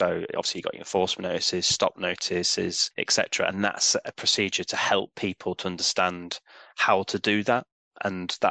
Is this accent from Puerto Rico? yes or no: no; York, Yorkshire and the Humber, United Kingdom; moved away as an adult; also born or lived in South Oxfordshire / Hinckley / Hambleton; I moved up to Hambleton because I'm originally from York. So I moved back up to sort of where I was from